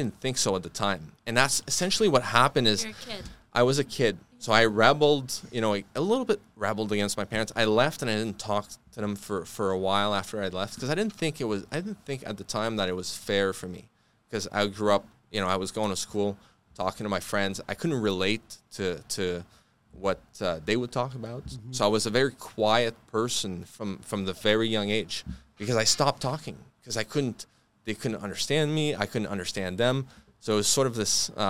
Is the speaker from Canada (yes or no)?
yes; Fort-Coulonge, Quebec, Canada; I come from Fort Collonges is a very, very rough town.